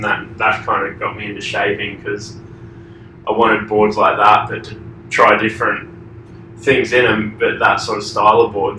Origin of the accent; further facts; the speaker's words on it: Queensland, Australia; also born or lived in Sydney / Sunshine Coast; I was born in Sydney, okay. But I only lived there for 10 months and then moved to a farm out the back of 2 hours inland in Queensland, uh-huh. On the Sunshine Coast. And then when I was 12, I moved to the Sunshine Coast.